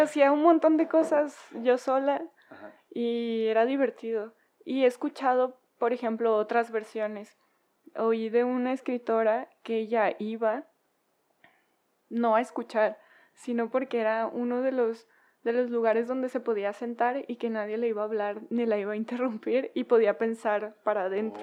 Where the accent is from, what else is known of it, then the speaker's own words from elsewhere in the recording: Culiacán, Sinaloa, Mexico; moved away; soy de Culiacán